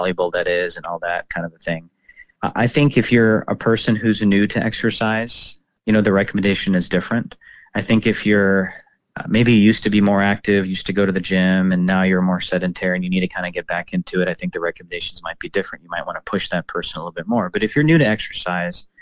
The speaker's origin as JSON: {"language": "English", "town": "Dallas", "region": "Texas", "country": "United States", "tie": "born or raised there", "also_born_or_lived": "Plano", "said": "I grew up in Dallas and in the suburbs and in the Plano area"}